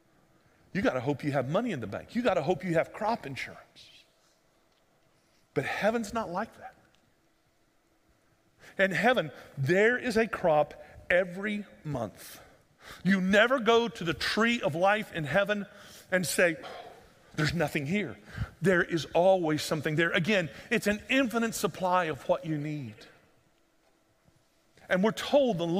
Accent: United States

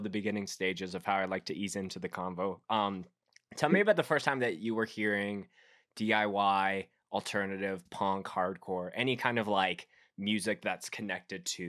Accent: Canada; I am the Canadian

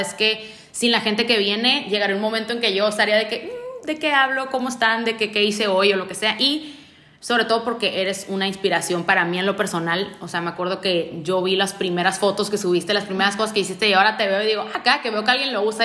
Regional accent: Tijuana, Baja California, Mexico; yo la verdad soy muy orgullosa tijuanense, siempre lo digo, yo soy tijuanense, tijuanense, tijuanense, o sea, me, me gusta mucho ser de aquí

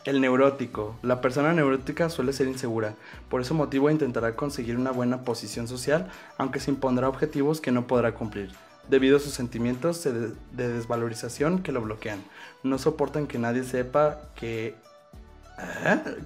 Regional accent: Mexico

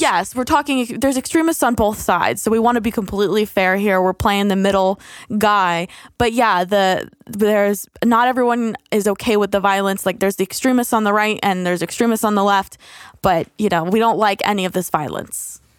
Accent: United States; as Americans

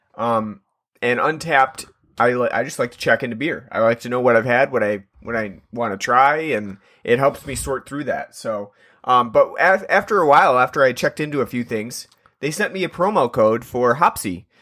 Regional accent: New York, United States; I'm from New York

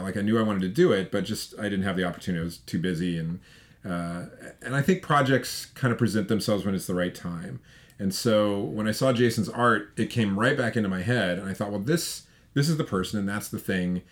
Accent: Colorado, United States; I grew up in Colorado, and they made you go to camp for a week during the school year.

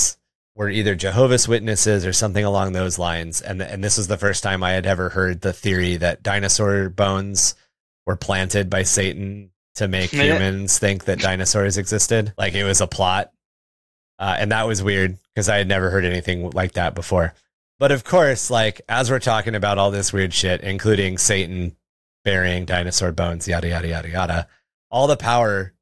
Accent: Washington, United States; moved away; I grew up in Washington State

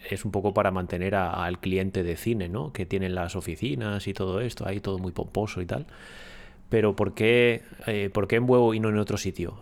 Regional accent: Ponferrada, Castile and León, Spain; yo soy de Ponferrada

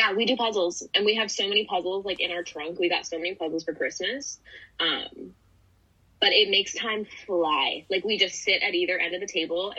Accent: Chicago, Illinois, United States; I grew up in Chicago.

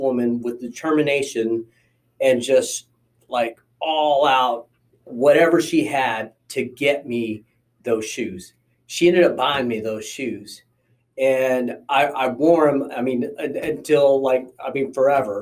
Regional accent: Las Cruces, New Mexico, United States; also born or lived in Texas; went to Las Cruces, New Mexico

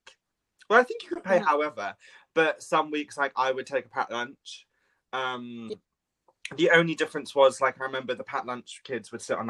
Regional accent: England, United Kingdom; I'm English

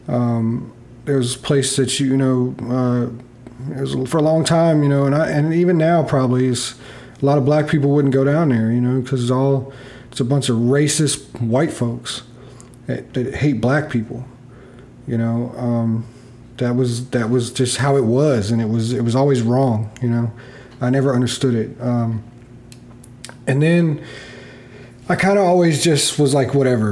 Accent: Beaufort, North Carolina, United States; moved away; also born or lived in Newport, North Carolina; I grew up in North Carolina, a small town called Beaufort. And before moving to Beaufort, I lived in a town called Newport.

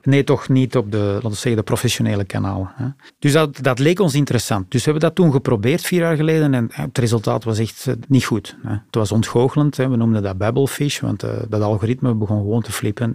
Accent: Antwerp, Flanders, Belgium; als Antwerpenaar

